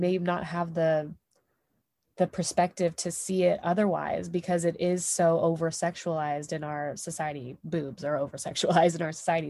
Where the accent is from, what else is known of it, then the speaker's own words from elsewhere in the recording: Texas, United States; I'm from here, I'm from the States, I'm from Texas, I'm from the Deep South.